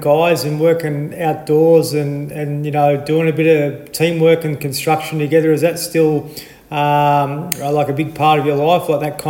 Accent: Nhill, Victoria, Australia; you and I are from the same neck of the woods.

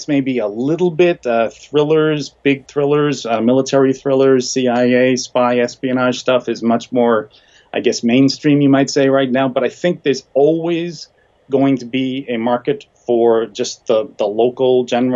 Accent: Boston, Massachusetts, United States; I grew up in Boston

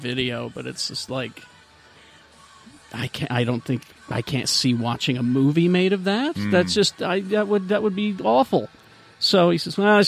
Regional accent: United States; As an American

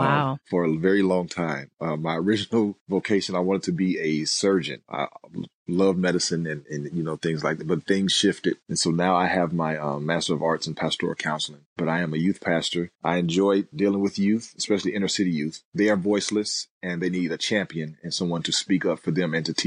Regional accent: Gary, Indiana, United States; I grew up in Gary, Indiana

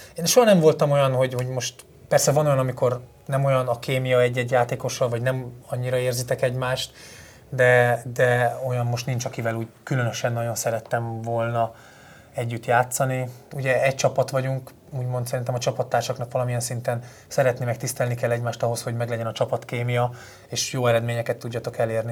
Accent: Falco, Vas, Hungary; moved away as an adult; also born or lived in Kecskemét / Sweden; ott nőttem fel, ott lettem mb játékos

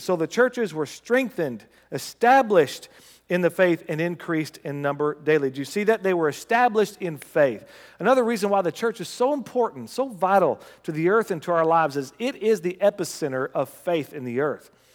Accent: United States; As an American

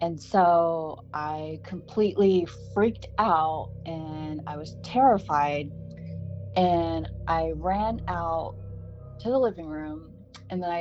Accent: Sacramento, California, United States; also born or lived in Spain; a house that I grew up in Sacramento

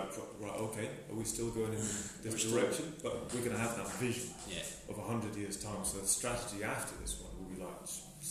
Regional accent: England, United Kingdom; I'm definitely a white settler. I'm English and I'll always be English. And I'll be reminded that I'm English in a nice way, very nice way.

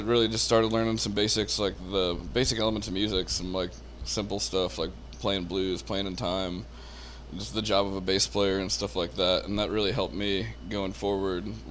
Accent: South Florida, United States; I grew up in South Florida

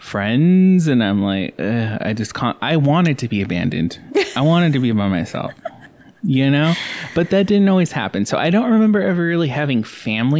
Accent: Gilbert, Arizona, United States; We grew up in Gilbert when it was poor.

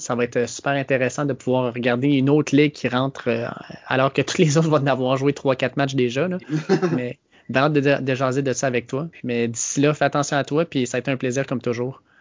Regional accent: Quebec, Canada

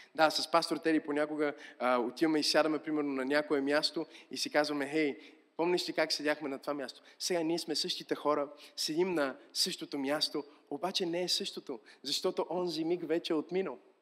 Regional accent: Bulgaria; сме българи, разбира се, че обичаме България

